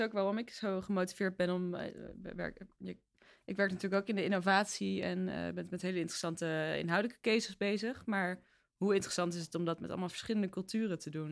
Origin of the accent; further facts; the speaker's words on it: The Hague, South Holland, Netherlands; Ik kom uit Den Haag